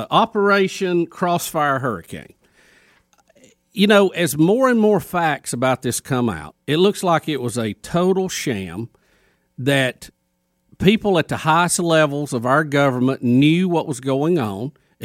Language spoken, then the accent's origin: English; United States; you know, I'm an American. I'm a patriot.